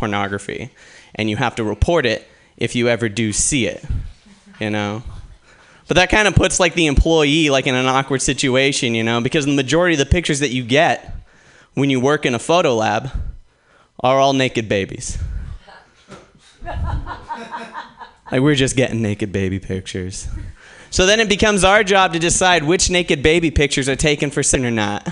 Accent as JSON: {"language": "English", "town": "Portland", "region": "Oregon", "country": "United States", "said": "Originally, I'm actually from Portland, Oregon"}